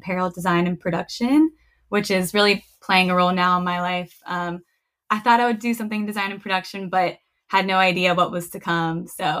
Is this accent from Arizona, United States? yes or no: no; Charlotte, North Carolina, United States; I grew up in Charlotte, North Carolina. And then I went on to go to Auburn University in Auburn, Alabama.